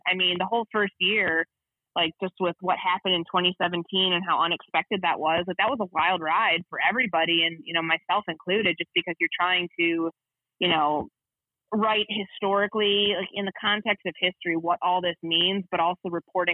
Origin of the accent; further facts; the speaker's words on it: Chicago, Illinois, United States; also born or lived in Bay Area; now in Minnesota, United States; I grew up in Chicago